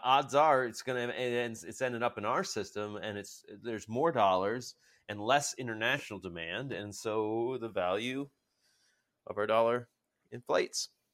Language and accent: English; United States; I'm American